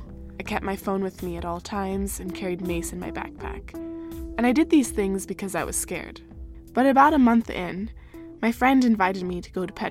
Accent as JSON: {"language": "English", "country": "United States", "said": "I'm American, 18 and 19 respectively"}